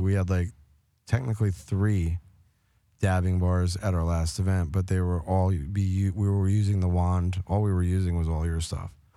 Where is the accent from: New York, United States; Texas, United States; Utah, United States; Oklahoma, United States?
New York, United States; I grew up in New York